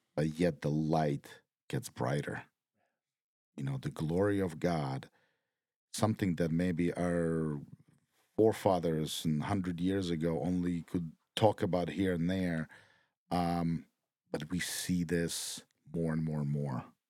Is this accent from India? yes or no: no; Ukraine; moved away; my home country